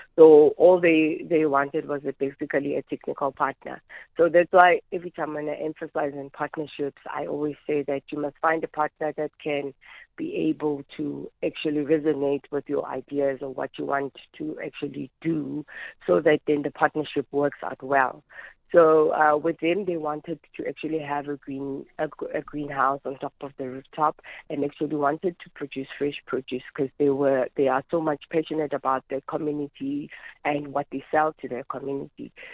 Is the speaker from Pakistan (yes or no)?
no; Soweto, Gauteng, South Africa; also born or lived in Midvaal; I was born and raised in Soweto